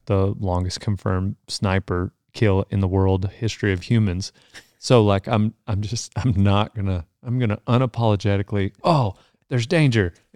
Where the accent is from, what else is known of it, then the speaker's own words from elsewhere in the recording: Texas, United States; I'm a Texan.